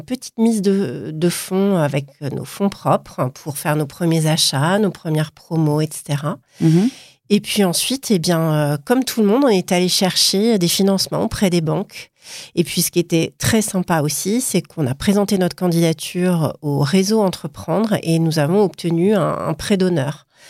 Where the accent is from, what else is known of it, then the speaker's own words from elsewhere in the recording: Paris, Île-de-France, France; also born or lived in Milan; Je suis parisienne, mais aujourd'hui, je partage mon temps entre Paris, Milan et puis le sud de la France